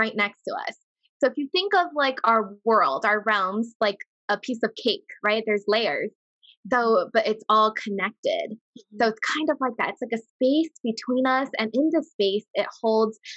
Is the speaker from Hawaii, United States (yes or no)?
yes; Hawaii, United States; moved away as an adult; also born or lived in Las Vegas, Nevada; I'm from Hawaii, but when I first moved to Vegas when I was about 20